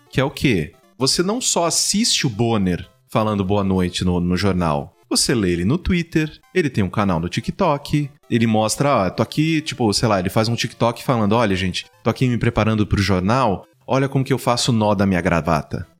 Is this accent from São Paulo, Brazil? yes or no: yes; Mococa, São Paulo, Brazil; now in São Paulo, Brazil; Vim do interior, eu sou do interior de São Paulo, né? Sou de Mococa